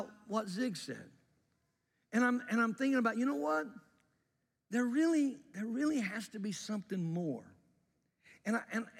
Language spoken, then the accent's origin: English; Jackson, Mississippi, United States; When I was a young guy, growing up in Mississippi